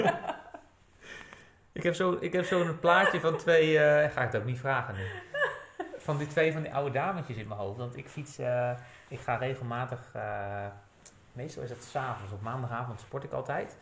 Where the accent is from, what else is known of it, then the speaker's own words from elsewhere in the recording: Netherlands; als Nederlanders